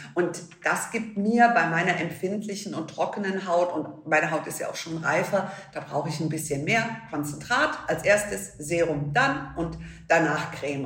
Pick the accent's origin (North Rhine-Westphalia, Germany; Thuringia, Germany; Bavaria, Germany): Bavaria, Germany; Munich; bei uns in München